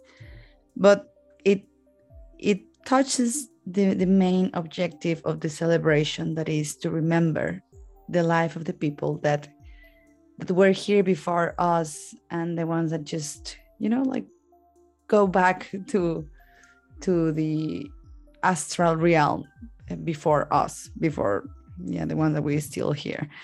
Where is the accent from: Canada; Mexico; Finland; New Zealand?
Mexico; I'm from Mexico.